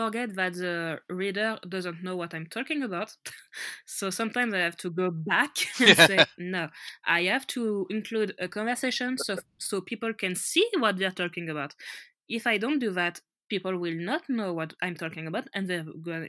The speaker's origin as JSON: {"language": "English", "country": "France", "accent": "French", "second_language": "English", "said": "I'm French and my accent is very French"}